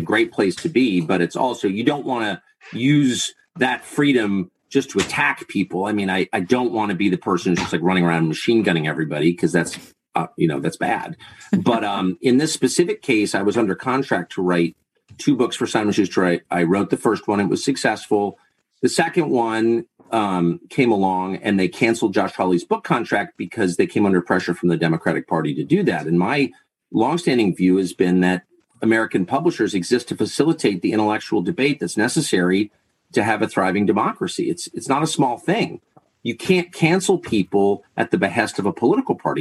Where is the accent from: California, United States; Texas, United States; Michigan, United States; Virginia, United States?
California, United States; Southern; moved away; also born or lived in Laurel Canyon, Los Angeles / La Jolla / Georgetown / Maine; I grew up in Southern California at a time when people were doing really weird stuff